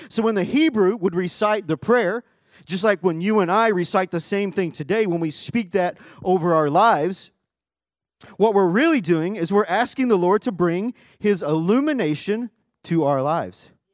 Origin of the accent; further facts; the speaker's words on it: Arkansas, United States; now in Texas, United States; my home is Texas, but my family home is in Arkansas.